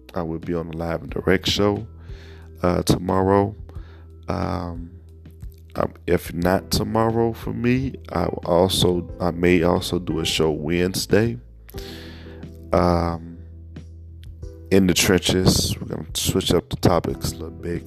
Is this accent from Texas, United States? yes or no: no; Chicago, Illinois, United States; as a Chicagoan